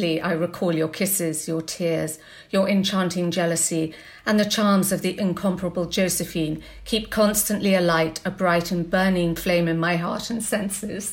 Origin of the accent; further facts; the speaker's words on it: England, United Kingdom; us both being English women